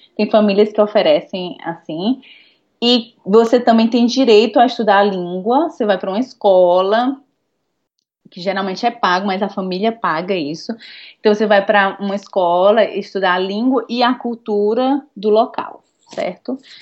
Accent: Fortaleza, Ceará, Brazil; moved away as an adult; also born or lived in Denmark; now in Stockholm, Sweden; que venho de Fortaleza, Nordeste, que não existe inverno

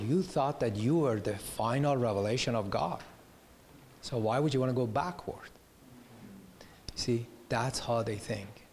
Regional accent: Iran; now in United States; when I was growing up in Iran

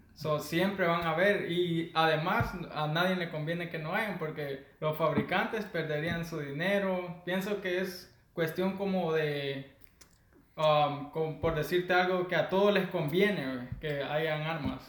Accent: Santa Ana, El Salvador; soy del Salvador, soy de el departamento de Santa Ana, orgullosamente de la tierra morena

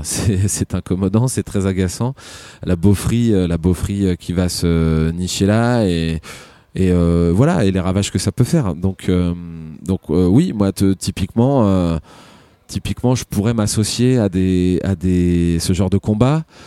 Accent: Rouen, Normandy, France; normand et je pense que c'est euh, euh, voilà, je viens de de Rouen

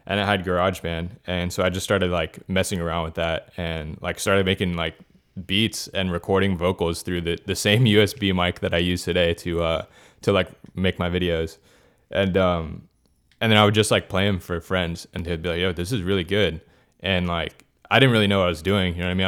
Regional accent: Miami, Florida, United States; born and raised in Miami, that's where, like, I'm living right now

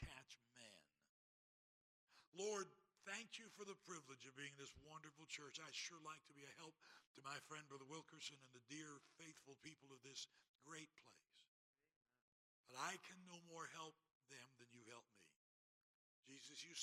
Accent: Greenville, South Carolina, United States; I was born in Greenville, South Carolina, and graduated from high school and college there

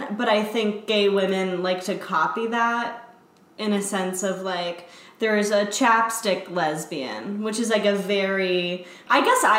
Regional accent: Connecticut, United States; I'm from Connecticut.

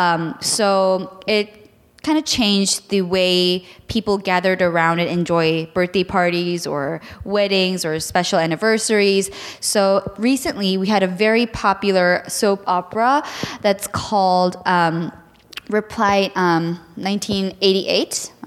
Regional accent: South Korea; I'm from Korea

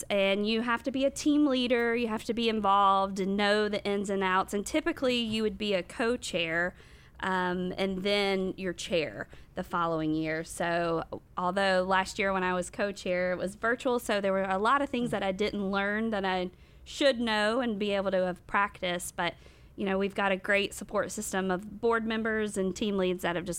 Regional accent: Rock Hill, South Carolina, United States; I was born and raised here in Rock Hill.

